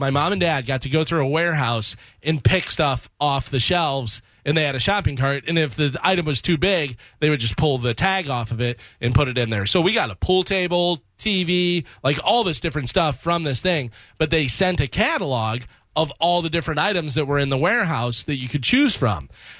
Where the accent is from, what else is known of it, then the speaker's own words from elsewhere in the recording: Illinois, United States; I grew up in Illinois, and we had plenty of land by us